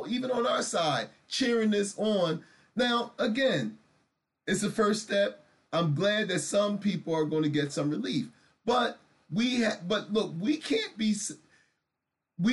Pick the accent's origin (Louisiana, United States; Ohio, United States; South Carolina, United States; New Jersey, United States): New Jersey, United States; Camden; my hometown, Camden, New Jersey